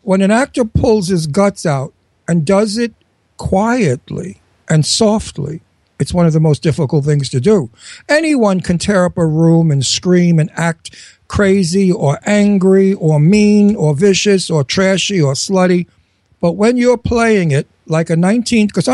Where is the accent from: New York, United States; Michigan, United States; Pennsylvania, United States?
New York, United States; New York City; also born or lived in Brooklyn, New York; I was born in Brooklyn, and I was raised in Astoria, Queens. So I'm really a Brooklyn, Queens guy